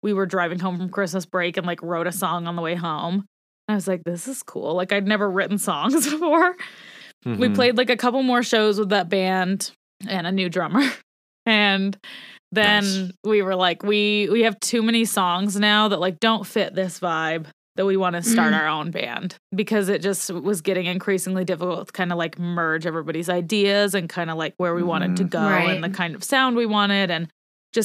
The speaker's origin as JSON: {"language": "English", "region": "Montana", "country": "United States", "tie": "born or raised there", "said": "I grew up in Montana"}